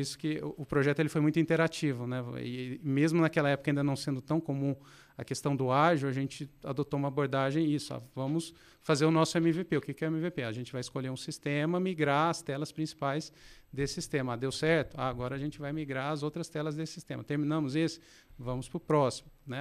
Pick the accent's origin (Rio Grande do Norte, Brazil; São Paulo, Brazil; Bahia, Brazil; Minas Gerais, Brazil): Minas Gerais, Brazil; Passos; also born or lived in Belo Horizonte; now in Campinas, Brazil; eu nasci em Minas, nasci em Belo Horizonte, mas logo quando criança eu fui para uma cidade no interior chamada Passos. Passei boa parte da minha infância e adolescência por lá.